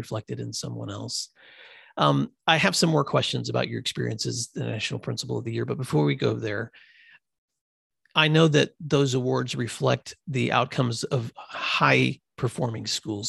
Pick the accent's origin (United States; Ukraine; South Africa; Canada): United States; the South; I have a background in growing up in the South